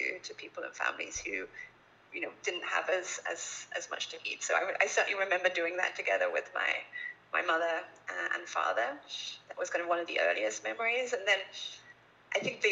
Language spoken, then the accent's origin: English; Little Staughton, East of England, United Kingdom; maybe you can tell from my accent, but I grew up actually in England, a little rural village